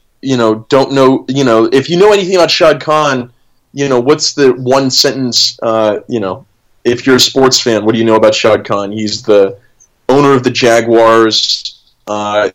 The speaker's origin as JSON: {"language": "English", "region": "Midwest", "country": "United States", "tie": "born or raised there", "said": "I grew up in the Midwest in the United States"}